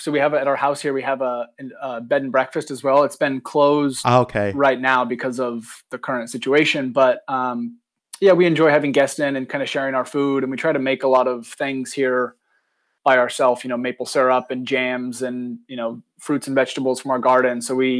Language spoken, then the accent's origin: English; Oregon, United States; also born or lived in Nice, France; so I grew up in Oregon on the West Coast